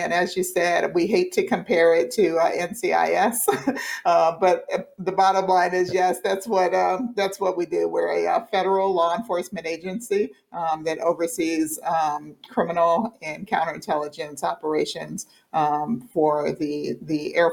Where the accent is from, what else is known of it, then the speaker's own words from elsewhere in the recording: Inglewood, California, United States; I am originally from Inglewood, California.